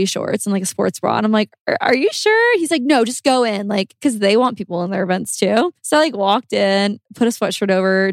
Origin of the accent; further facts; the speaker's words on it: Nebraska, United States; I grew up in Nebraska, I didn't really go to any rodeos